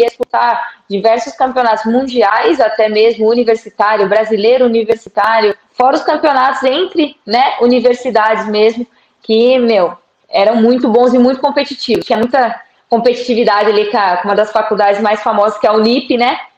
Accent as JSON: {"language": "Portuguese", "region": "São Paulo", "country": "Brazil", "moved": "as an adult", "lives_now": "Portugal", "said": "eu que sou brasileira, é um frio danado isso aqui. Eu sou de São Paulo."}